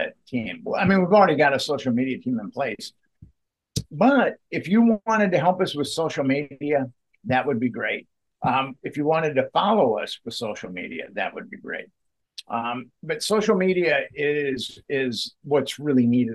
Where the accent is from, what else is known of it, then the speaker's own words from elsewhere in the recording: Minneapolis, Minnesota, United States; I'm from Minneapolis